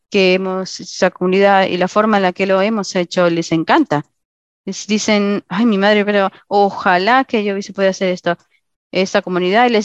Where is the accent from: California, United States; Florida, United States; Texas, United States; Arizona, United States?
Arizona, United States; Eh, me voy a mudar. Soy de Arizona a Tennessee eh, al final de abril